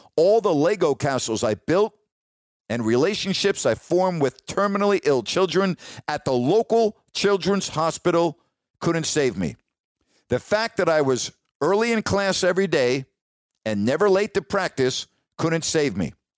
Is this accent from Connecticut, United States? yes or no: no; New York, United States; moved away; also born or lived in California; I grew up in New York